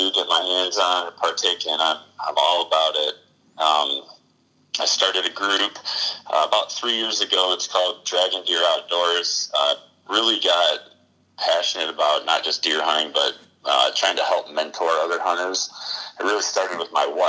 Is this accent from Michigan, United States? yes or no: yes; Kalamazoo County, Southwest Michigan, United States; moved away as an adult; also born or lived in Upper Peninsula, Michigan / Virginia / Texas; Born and raised in Southwest Michigan. Grew up in Kalamazoo County